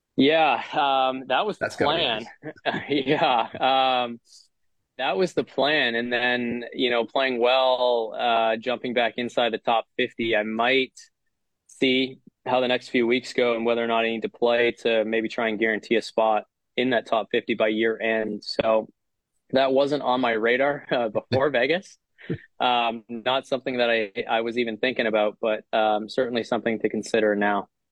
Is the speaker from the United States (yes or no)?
no; Canada; as Canadian players